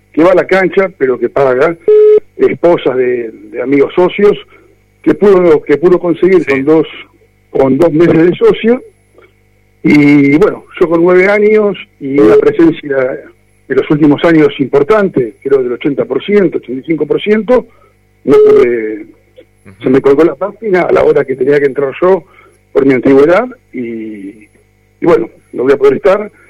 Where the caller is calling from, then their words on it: Buenos Aires, Argentina; Eh, Belgrano.